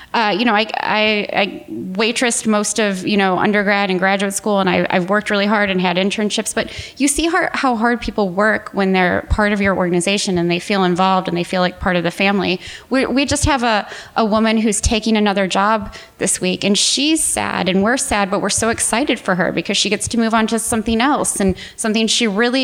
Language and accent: English; Midwest, United States; moved away; as a Midwesterner, you know, as a former Midwesterner, always Midwesterner